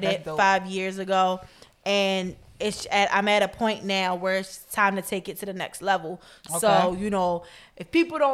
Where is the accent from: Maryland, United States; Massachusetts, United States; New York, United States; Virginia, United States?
Maryland, United States; Baltimore; my childhood and rearing in Baltimore. Like, you know, my experience in Baltimore, growing up in Baltimore, still living here.